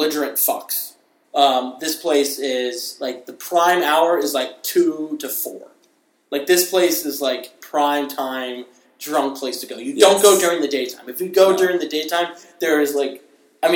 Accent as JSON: {"language": "English", "town": "Briarcliff Manor", "region": "New York", "country": "United States", "tie": "born or raised there", "said": "I'm from New York, and in the town over from me, in Briarcliff"}